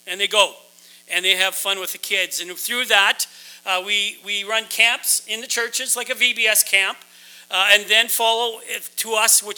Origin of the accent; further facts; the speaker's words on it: Saskatchewan, Canada; I'm from Saskatchewan